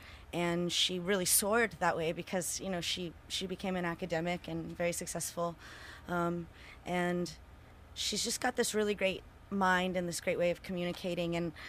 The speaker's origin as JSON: {"language": "English", "town": "Houston", "region": "Texas", "country": "United States", "lives_now": "Austin, United States", "said": "Yeah, and I'm from Houston originally, and I live in Austin."}